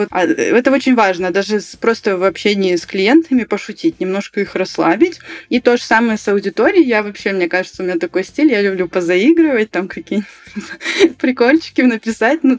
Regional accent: Karaganda, Karaganda Region, Kazakhstan; Вот я сама родом из Караганды, да, у нас там все почти говорят на русском.

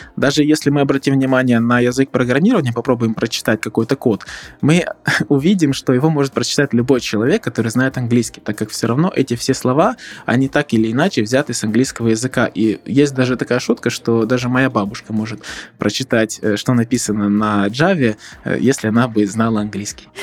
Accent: Odesa, Odesa Oblast, Ukraine; Я учился в Одесском политехническом университете, так как родом я из Одессы

